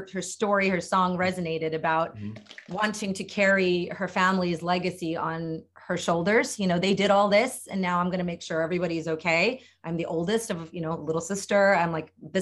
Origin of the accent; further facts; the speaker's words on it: Delaware, United States; I grew up in Delaware